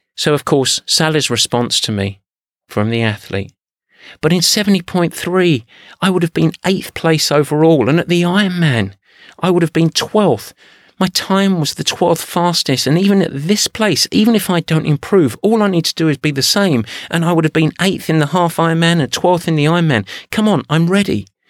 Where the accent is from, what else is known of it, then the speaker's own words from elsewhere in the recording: England, United Kingdom; I'm English